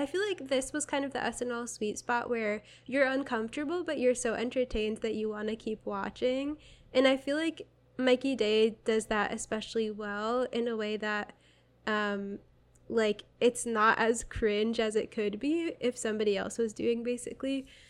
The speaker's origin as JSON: {"language": "English", "region": "Connecticut", "country": "United States", "said": "I'm from Connecticut, and I'm always, like, down talking Connecticut."}